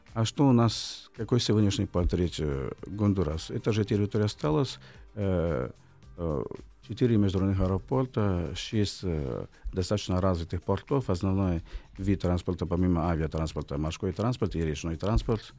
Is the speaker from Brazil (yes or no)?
yes; Rio de Janeiro, Brazil; Russian is a second language; moved away; Родился я в Рио-де-Жанейро, Бразилии, летом, в феврале.